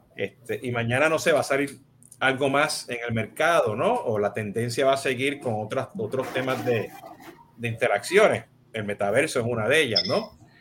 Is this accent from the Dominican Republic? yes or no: no; Puerto Rico; yo soy, yo soy boricua